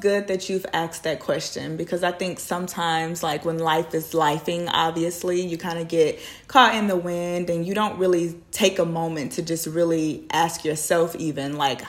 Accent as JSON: {"language": "English", "town": "Houston", "region": "Texas", "country": "United States", "tie": "born or raised there", "said": "I was born and raised right here in Houston, Texas."}